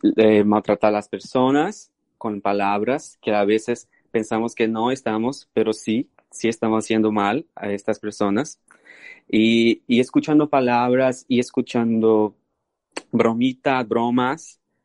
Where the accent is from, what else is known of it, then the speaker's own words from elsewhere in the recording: Brazil; Spanish is a second language; moved away; soy brasileño. Eh, nací en Brasil